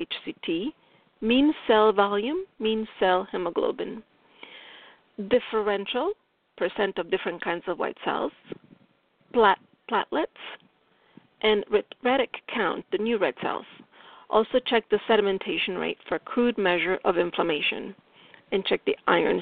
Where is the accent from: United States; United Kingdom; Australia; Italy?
Italy; accent: Italian; English is a second language; my English, my Italian accent is strong here